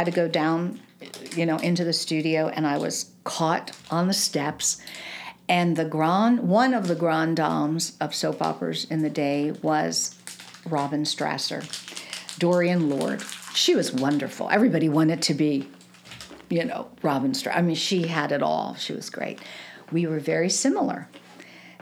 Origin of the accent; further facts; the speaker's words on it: East Coast, United States; moved away as an adult; also born or lived in New York / North Jersey; now in Kansas City, United States; I grew up on the East Coast, and I did a lot of things in New York and North Jersey